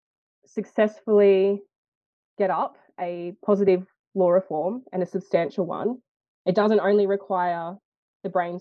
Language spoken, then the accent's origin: English; Lithgow, New South Wales, Australia; I grew up in Lithgow, New South Wales, but I'm a proud Wiradjuri and Pacifica Fijian woman